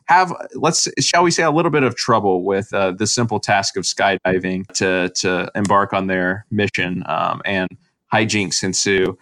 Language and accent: English; United States; our country